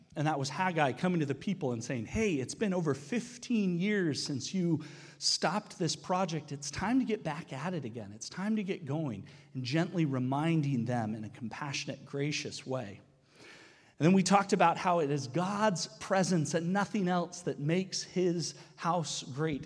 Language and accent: English; United States; now in Canada; as an American